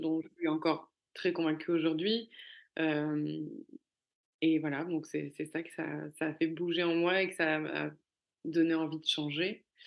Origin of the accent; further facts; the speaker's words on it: Cannes, Provence-Alpes-Côte d'Azur, France; moved away; also born or lived in Paris; je venais de Cannes, j'avais grandi à Cannes et j'avais une vie de parisienne